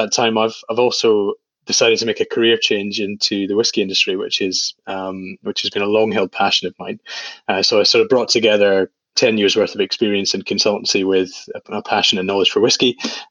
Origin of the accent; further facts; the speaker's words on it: Edinburgh, Scotland, United Kingdom; moved away as an adult; also born or lived in London; I grew up in Edinburgh. It's my hometown, and I loved growing up here. It's a fantastic place to be. But I spent the kind of formative years of my life, I spent 10 years down in London with my now wife.